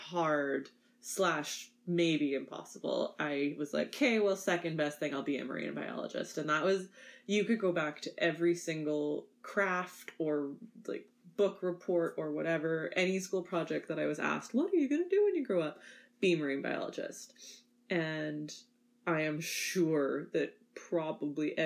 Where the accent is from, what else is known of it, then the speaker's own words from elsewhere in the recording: Winnipeg, Manitoba, Canada; So I'm a prairie girl, born and raised in Winnipeg, Manitoba